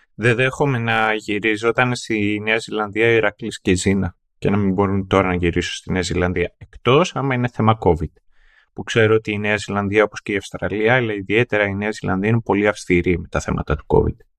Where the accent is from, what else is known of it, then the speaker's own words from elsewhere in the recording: Greece; εγώ που μεγάλωσα στην επαρχία και το ίντερνετ στο χωριό μου δεν ήρθε μέχρι το 2013.